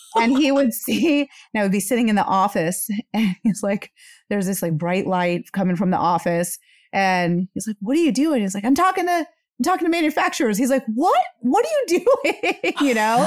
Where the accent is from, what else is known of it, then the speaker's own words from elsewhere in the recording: India; moved away; I am an Indian immigrant